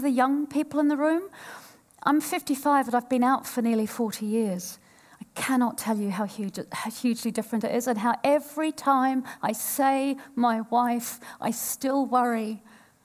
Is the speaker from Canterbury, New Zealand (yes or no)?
no; Tokoroa, Waikato, New Zealand; moved away; also born or lived in Woolwich, London, United Kingdom; I was born in Woolwich and I grew up in Tokoroa